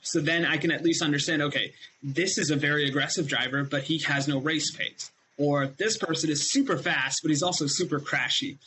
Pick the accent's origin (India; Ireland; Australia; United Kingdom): India; when I was raised in India